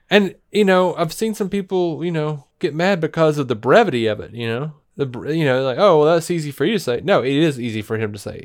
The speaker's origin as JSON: {"language": "English", "town": "Montgomery", "region": "Alabama", "country": "United States", "moved": "yes", "lives_now": "Birmingham, United States", "said": "I'm from Montgomery"}